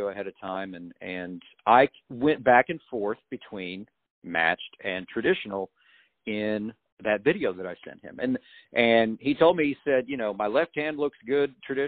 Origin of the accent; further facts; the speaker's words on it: Illinois, United States; moved away as an adult; now in Nashville, United States; I came from Illinois, you know, big fish, you know, coming to Nashville